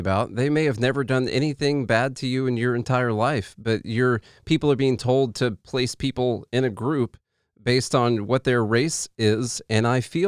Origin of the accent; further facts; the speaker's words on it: Midwest, United States; I'm from the Midwest